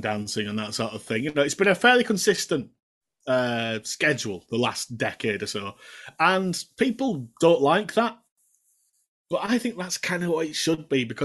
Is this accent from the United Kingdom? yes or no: yes; Keighley, Yorkshire and the Humber, United Kingdom; I'm from Keighley.